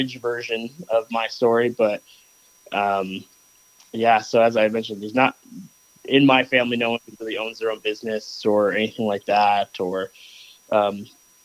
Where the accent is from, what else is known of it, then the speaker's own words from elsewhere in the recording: Rochester, New York, United States; moved away as an adult; now in Washington, United States; I grew up in Western New York, Rochester, for anyone who knows, just outside Buffalo